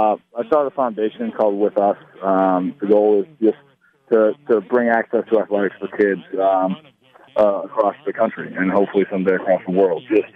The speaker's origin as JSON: {"language": "English", "region": "New England", "country": "United States", "tie": "born or raised there", "said": "New England. Come on, man. It's my hometown. It's my home area."}